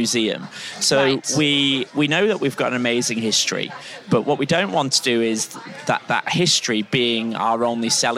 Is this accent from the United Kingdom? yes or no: yes; United Kingdom; accent: Pennines / northern; Then you move to the best bit of Britain, the Pennines, the backbone of Britain, as my accent gives away.